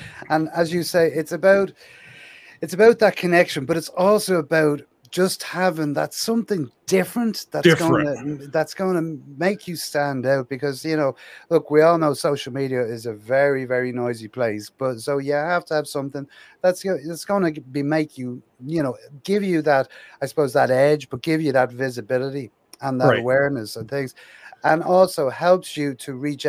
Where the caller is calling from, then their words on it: Dublin, Leinster, Ireland; I'm over here in Ireland, so you'll have to come over and see us sometime. I'm in Dublin in Ireland, yeah.